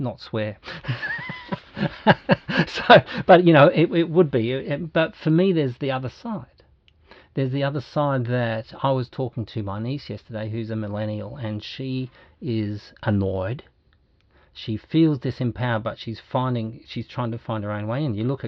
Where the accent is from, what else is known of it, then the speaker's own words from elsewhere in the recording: Australia; Me as a guy who's 60, been born and bred in Australia, white to the back teeth